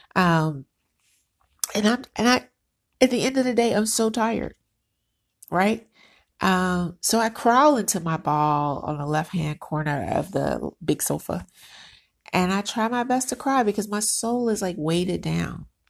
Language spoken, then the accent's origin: English; United States; I'm Black American.